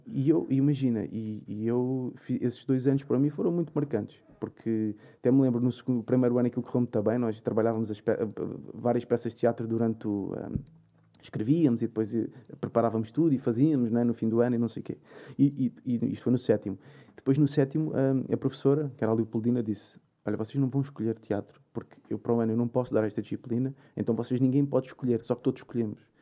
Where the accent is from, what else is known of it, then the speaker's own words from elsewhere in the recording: Albufeira, Algarve, Portugal; moved away as an adult; now in Lisbon, Portugal; como vinha do Algarve, Lisboa é diferente, uma cidade maior, não é? vinha de Albufeira